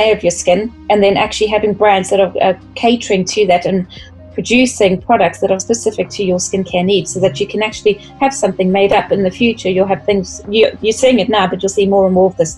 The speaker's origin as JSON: {"language": "English", "country": "South Africa", "said": "being South African"}